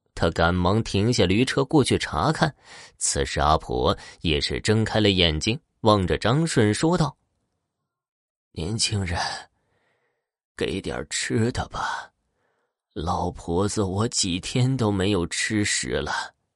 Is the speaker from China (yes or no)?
yes; Horqin Grassland, Inner Mongolia, China; 美丽的科尔沁大草原是我的家乡